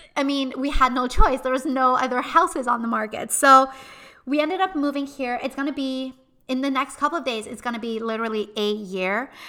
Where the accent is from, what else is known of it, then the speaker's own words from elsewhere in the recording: Montreal, Quebec, Canada; we are originally from Montreal